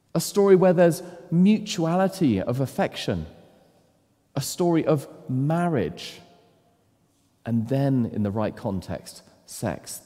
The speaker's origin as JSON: {"language": "English", "country": "United Kingdom", "said": "as British men"}